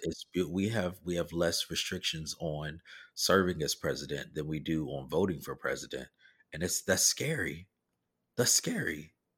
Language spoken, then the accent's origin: English; the South, United States; I'm from the South